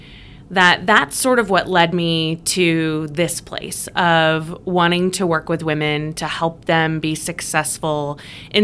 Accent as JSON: {"language": "English", "region": "Illinois", "country": "United States", "tie": "born or raised there", "also_born_or_lived": "Indiana", "said": "I grew up in Illinois and went to college at Eastern Illinois University"}